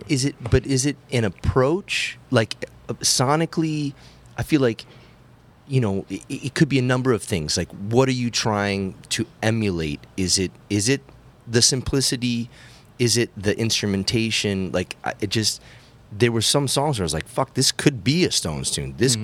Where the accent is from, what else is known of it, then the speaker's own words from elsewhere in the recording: Massachusetts, United States; growing up in Massachusetts